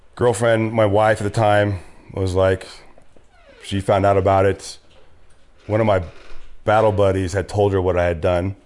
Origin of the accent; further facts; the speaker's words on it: Riverside, California, United States; also born or lived in San Rafael, California / Fort Ord, California / Orange County, California; Born and raised in Southern California